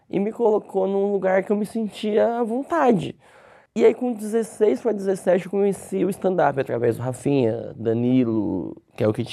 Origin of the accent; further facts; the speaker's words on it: São Paulo, Brazil; Sou de São né? Paulo, sou de São Paulo.